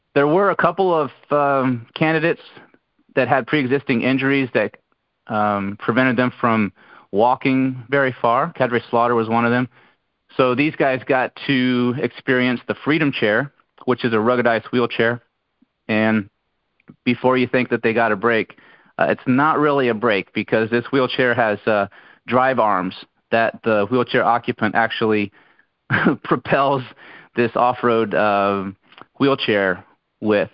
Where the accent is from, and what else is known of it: Brunswick County, North Carolina, United States; born or raised there